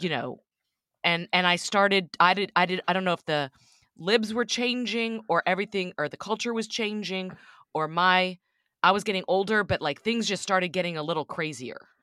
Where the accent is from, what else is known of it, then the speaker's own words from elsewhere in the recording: Texas, United States; moved away as an adult; also born or lived in Austin / New York City; I grew up in Texas you know, a very conservative part of Texas